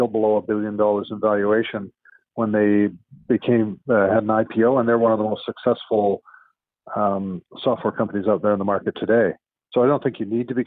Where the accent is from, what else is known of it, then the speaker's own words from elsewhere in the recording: Vancouver, British Columbia, Canada; I was born in Vancouver